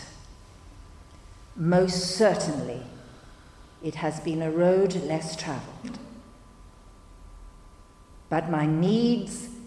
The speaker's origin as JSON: {"language": "English", "country": "Hong Kong", "tie": "born or raised there", "said": "Growing up in Hong Kong, it was inconceivable that I could have a career in the performing arts"}